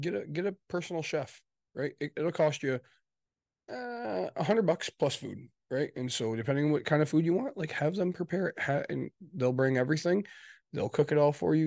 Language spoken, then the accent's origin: English; Midwest, United States; also born or lived in Michigan; we're from the Midwest, for those listening, we're, we're in Michigan.